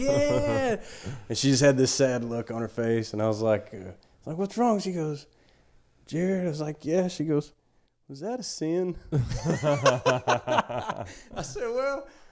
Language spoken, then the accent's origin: English; West Texas, United States; moved away as an adult; now in Dallas, United States; I'm from West Texas